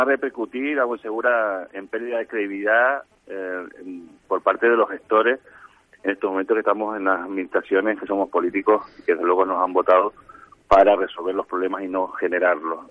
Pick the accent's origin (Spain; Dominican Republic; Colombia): Spain; La Palma, Canary Islands